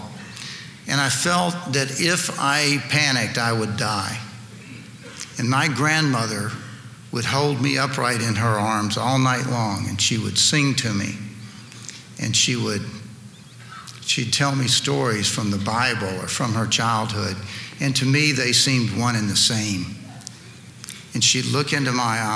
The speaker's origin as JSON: {"language": "English", "town": "Lynchburg", "region": "Virginia", "country": "United States", "tie": "born or raised there", "also_born_or_lived": "Tennessee", "said": "I grew up right down the road from here in Lynchburg, Virginia."}